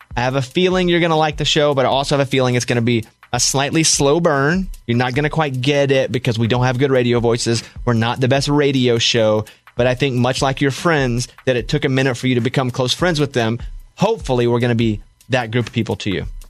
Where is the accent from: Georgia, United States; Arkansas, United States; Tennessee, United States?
Arkansas, United States; a kid growing up in Arkansas